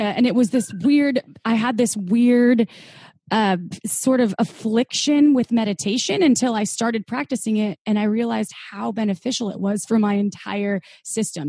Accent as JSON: {"language": "English", "region": "Midwest", "country": "United States", "tie": "born or raised there", "said": "brought up in the Midwest, and it was pretty conservative"}